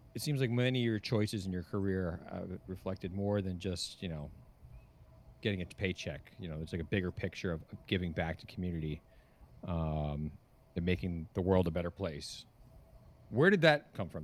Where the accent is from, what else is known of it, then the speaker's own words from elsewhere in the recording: New Jersey, United States; also born or lived in New York; now in California, United States; I moved from New York and from the East Coast, originally New Jersey